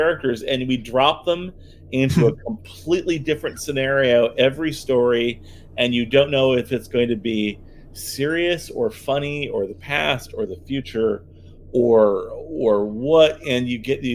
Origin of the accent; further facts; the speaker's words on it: United States; as an American, at least where I was living.